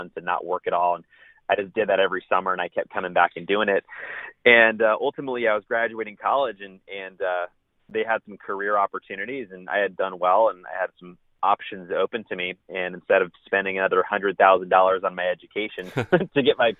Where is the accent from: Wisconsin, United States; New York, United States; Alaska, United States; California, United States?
California, United States; San Diego; moved away as an adult; also born or lived in Spokane, Washington; now in Dallas, United States; I am originally from San Diego, California, and that's where I was born and raised until I was 18